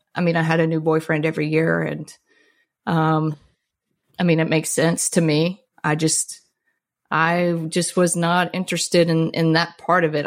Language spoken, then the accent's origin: English; Mississippi, United States; I grew up in Mississippi